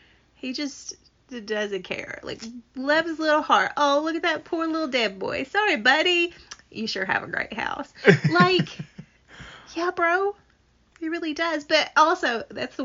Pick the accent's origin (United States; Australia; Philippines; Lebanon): United States; Appalachia; accent: Appalachian